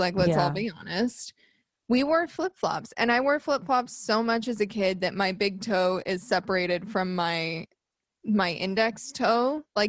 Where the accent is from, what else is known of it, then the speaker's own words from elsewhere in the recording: Arizona, United States; moved away; I'm from Arizona